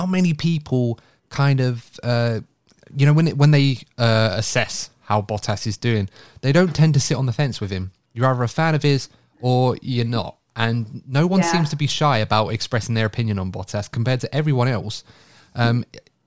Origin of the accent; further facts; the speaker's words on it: United Kingdom; As a British person